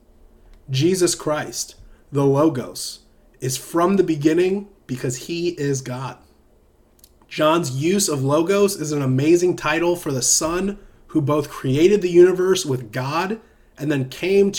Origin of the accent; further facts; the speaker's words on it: Southern United States, United States; accent: Southern American; It's my Southern American accent